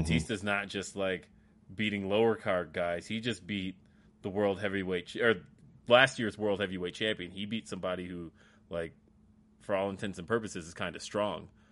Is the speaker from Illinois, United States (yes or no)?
no; Colorado, United States; also born or lived in California; I'm from Colorado.